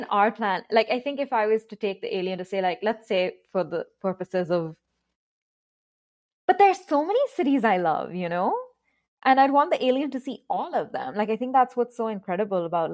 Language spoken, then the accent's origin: English; Karachi, Sindh, Pakistan; moved away as an adult; also born or lived in London / United States / England; now in Washington, DC, United States; I grew up in Karachi entirely.